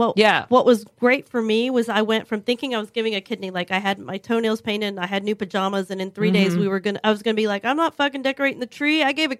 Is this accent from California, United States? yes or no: no; Eagle Pass, Texas, United States; And I grew up in Eagle Pass, Texas, and in Camado in a small border town that was very agricultural heavy, you know.